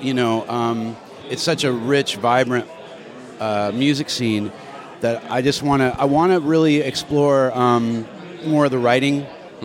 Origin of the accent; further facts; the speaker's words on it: San Diego, California, United States; I grew up surfing in San Diego